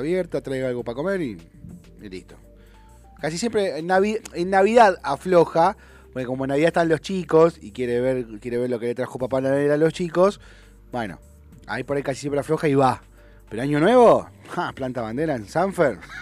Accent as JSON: {"language": "Spanish", "town": "San Isidro", "region": "Buenos Aires Province", "country": "Argentina", "tie": "born or raised there", "also_born_or_lived": "San Fernando", "said": "yo nací, yo viví mi infancia en San Isidro, mi adolescencia, mi infancia en Becar, mi, adolescencia en San Isidro"}